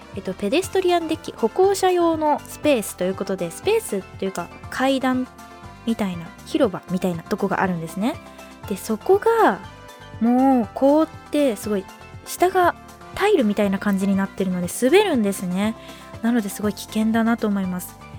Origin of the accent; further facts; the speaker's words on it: Northern Kanto, Japan; moved away as an adult; now in Sendai, Japan; 私実は、えーと、北関東出身